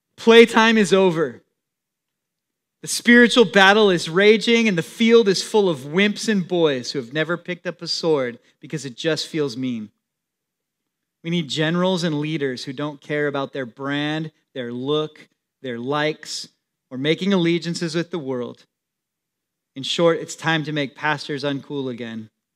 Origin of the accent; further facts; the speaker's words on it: San Diego, California, United States; also born or lived in Temecula, California; I grew up in San Diego